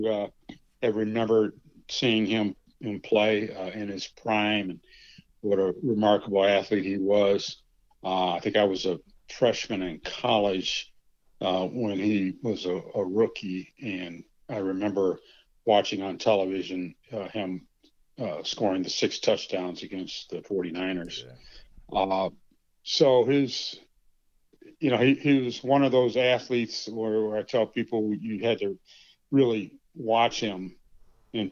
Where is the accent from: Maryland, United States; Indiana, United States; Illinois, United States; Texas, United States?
Indiana, United States; Gary; growing up in Gary, Indiana